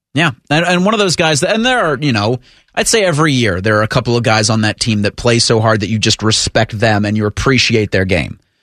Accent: Columbus, Ohio, United States; growing up I'm from Columbus, I went to Upper Arlington

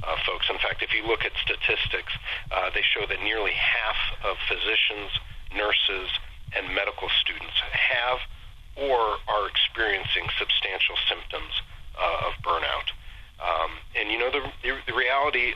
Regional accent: Solon, Ohio, United States; also born or lived in Columbus, Ohio / Cincinnati, Ohio / Wilmington, Ohio; I was born and raised in Solon, on the east side of Cleveland

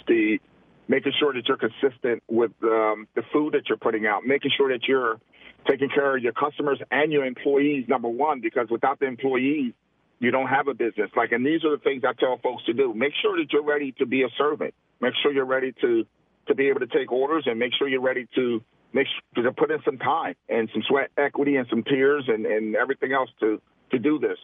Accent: Camden, New Jersey, United States; moved away; Camden, New Jersey, my hometown

